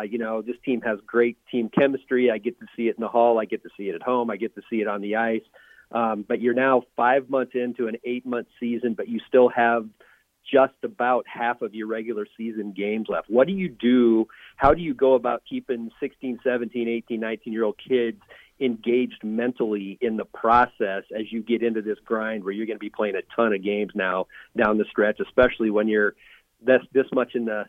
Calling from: Lincoln, Nebraska, United States; I'm usually … from Lincoln when I call in.

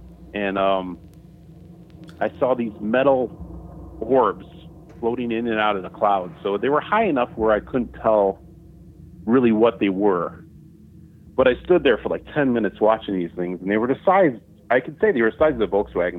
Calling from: Utah, United States; from Utah.

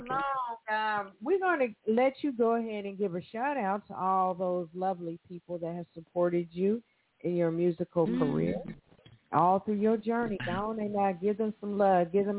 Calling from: Evansville, Indiana, United States; I'm calling from Evansville, Indiana. I'm not far from Indianapolis.

